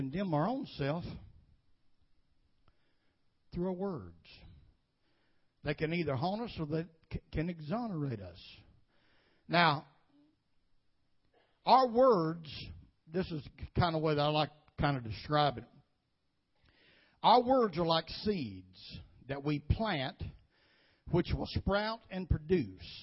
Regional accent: United States; I was born and bred in Woodbine area

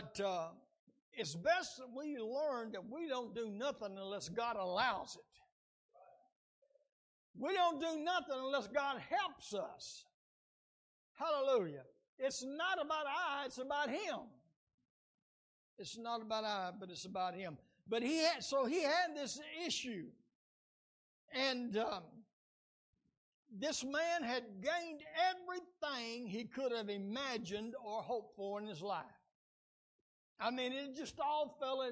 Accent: United States; as Americans

